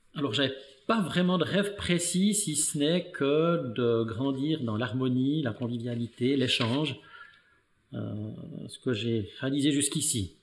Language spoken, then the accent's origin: French; Neuchâtel, Switzerland; je suis né dans le canton de Neuchâtel. je suis en fait né, mais issu d'une famille d'immigrés italiens